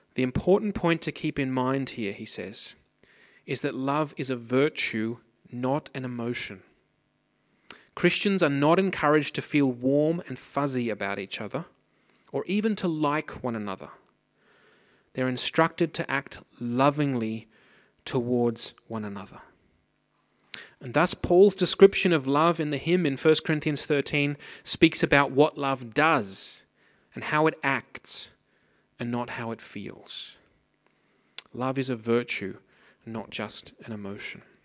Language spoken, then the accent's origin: English; Australia; moved away; I grew up in Australia, as you might be able to hear from my outrageous accent. I grew up on the Pacific coast